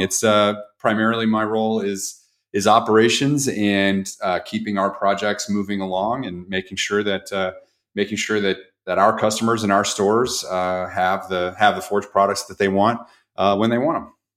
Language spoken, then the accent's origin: English; Jefferson City, Missouri, United States; the one that I grew up in with in Jefferson City, Missouri.